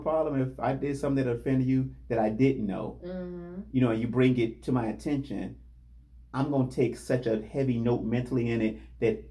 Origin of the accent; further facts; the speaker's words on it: Gary, Indiana, United States; I'm from the Midwest. I'm from Gary, Indiana